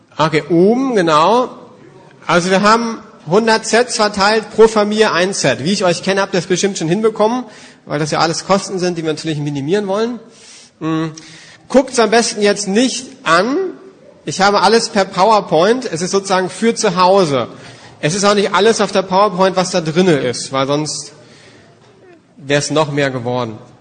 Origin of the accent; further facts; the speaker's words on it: Germany; Als Deutsche